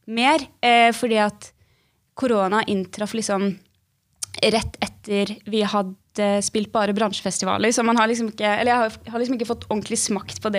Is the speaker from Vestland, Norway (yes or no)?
yes; Bergen, Vestland, Norway; also born or lived in Oslo; jeg er 22 år gammel, og så kommer jeg fra Bergen.